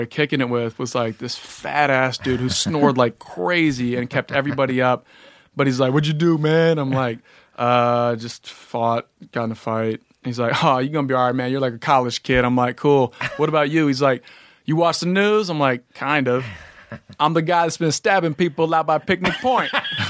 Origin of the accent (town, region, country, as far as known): Evanston, Illinois, United States